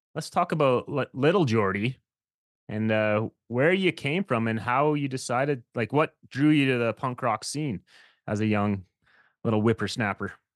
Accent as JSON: {"language": "English", "region": "Saskatchewan", "country": "Canada", "tie": "born or raised there", "moved": "yes", "said": "I was actually from Saskatchewan is where I grew up"}